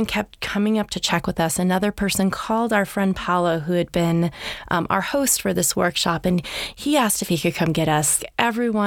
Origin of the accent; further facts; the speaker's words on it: Half Moon Bay, California, United States; I feel so lucky to grow up in Half Moon Bay. It was a small town at the time